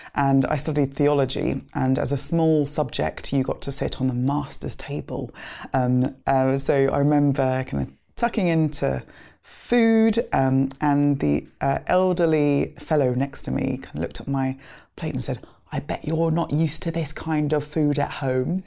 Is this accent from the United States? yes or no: no; London, United Kingdom; also born or lived in Nigeria / Lagos; we grew up in kind of southeast London. We moved to Greenwich from Nigeria.